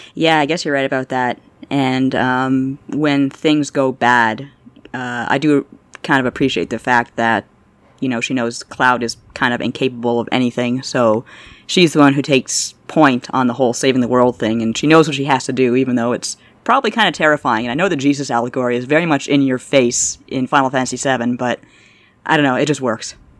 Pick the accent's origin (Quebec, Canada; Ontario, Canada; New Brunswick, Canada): Ontario, Canada; Toronto; I'm from Toronto